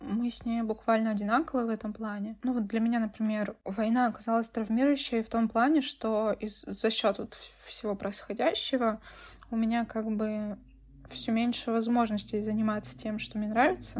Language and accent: Russian; Russia; я все равно россиянка